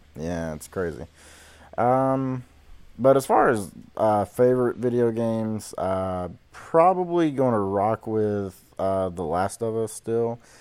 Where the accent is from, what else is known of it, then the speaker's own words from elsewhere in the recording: Georgia, United States; I'm from the deep, dirty south of Georgia